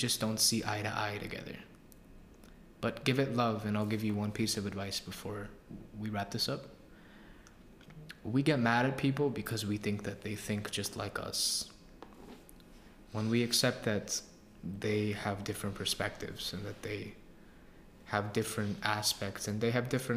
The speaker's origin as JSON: {"language": "English", "town": "New York City", "region": "New York", "country": "United States", "said": "I'm from Queens"}